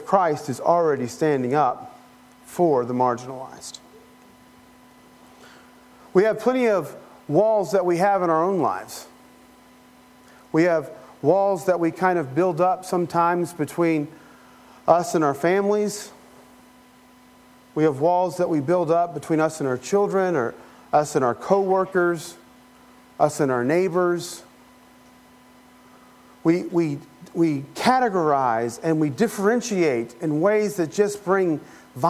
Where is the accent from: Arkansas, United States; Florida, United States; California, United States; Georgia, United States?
Florida, United States; Polk County; also born or lived in Appalachia; I'm Appalachian American. Yeah, I'm an American, right? Floridian, Polk Countyan